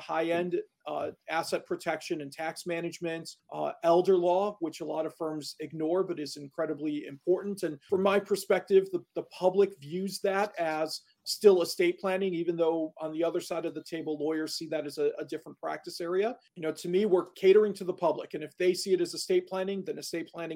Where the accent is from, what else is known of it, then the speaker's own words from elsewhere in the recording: Chicago, Illinois, United States; moved away as an adult; now in Milwaukee, United States; I grew up in Chicago, so relatively close to home, but not at home